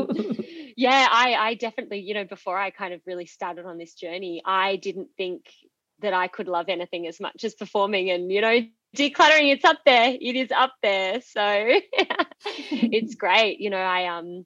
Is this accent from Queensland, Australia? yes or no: no; Sydney, New South Wales, Australia; also born or lived in Perth, Australia; flew back interstate to Sydney, which is my home state